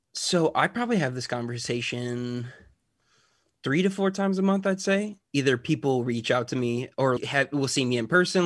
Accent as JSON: {"language": "English", "town": "Chicago", "region": "Illinois", "country": "United States", "tie": "born or raised there", "said": "I grew up in the Chicagoland area"}